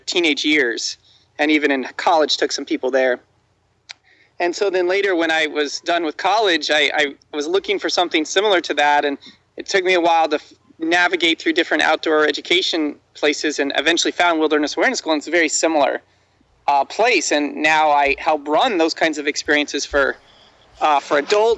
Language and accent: English; Midwest, United States; I grew up in the Midwest